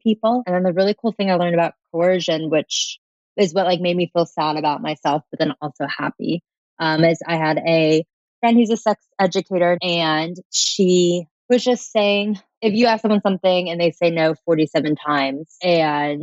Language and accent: English; Atlanta, Georgia, United States; I'm from Atlanta, Georgia